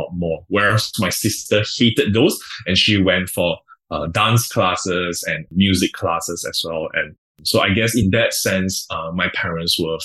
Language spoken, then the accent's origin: English; Johor Bahru, Johor, Malaysia; So I grew up in Johor Bahru. Did my primary school studies, my secondary school studies, as well as my college there.